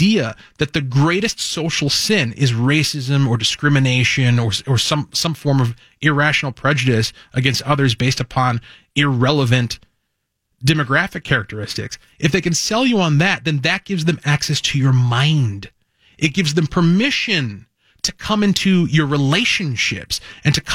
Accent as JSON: {"language": "English", "town": "Cottage Grove", "region": "Minnesota", "country": "United States", "tie": "born or raised there", "said": "Cottage Grove, my hometown"}